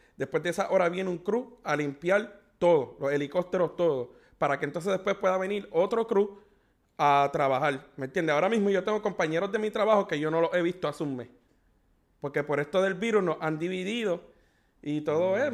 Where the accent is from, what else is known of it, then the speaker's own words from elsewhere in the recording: Puerto Rico; moved away as an adult; En los 10 años que llevo desde que me mudé de Puerto Rico